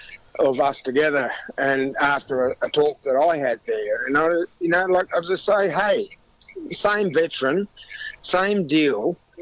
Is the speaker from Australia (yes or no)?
yes; Tumut, New South Wales, Australia; moved away; I was originally from Tumut.